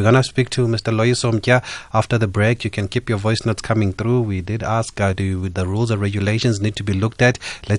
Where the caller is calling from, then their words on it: South Africa; we're calling you from South Africa now.